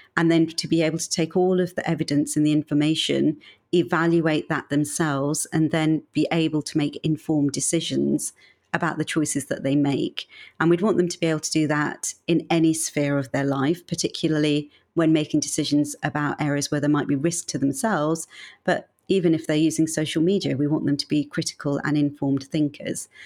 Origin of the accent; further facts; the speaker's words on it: Birmingham, West Midlands, United Kingdom; moved away as an adult; also born or lived in Manchester / London; I'm actually from Birmingham